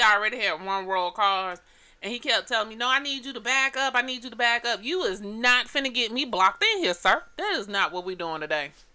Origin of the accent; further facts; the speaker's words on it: Atlanta, Georgia, United States; I'm from Atlanta